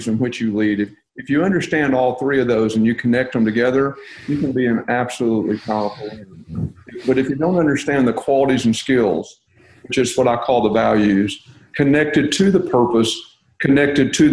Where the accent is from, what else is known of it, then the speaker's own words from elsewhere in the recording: Texas, United States; I'm from Texas